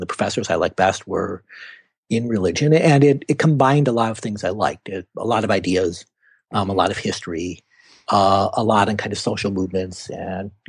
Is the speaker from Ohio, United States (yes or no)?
no; Winona, Minnesota, United States; also born or lived in Chicago, Illinois; My father was also a professor and taught at a branch of the University of Minnesota in Winona, which is a small town along the Mississippi. And I moved around a couple times, but that's where I spent most of my childhood